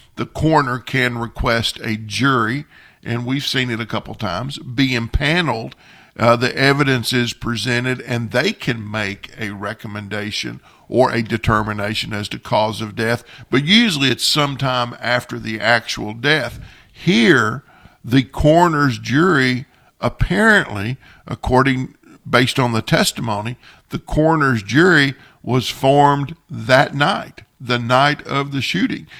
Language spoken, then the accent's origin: English; Jamestown, Kentucky, United States; when I was growing up on Popple Well Street in Jamestown as a kid